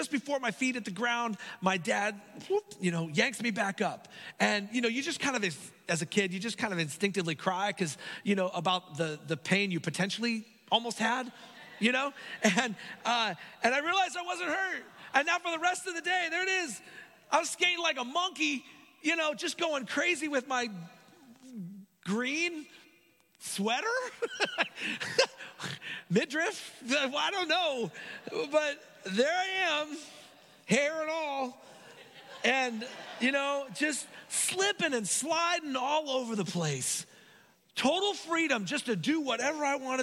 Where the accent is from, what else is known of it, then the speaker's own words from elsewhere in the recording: Hayward, California, United States; I grew up in Hayward, like San Lorenzo area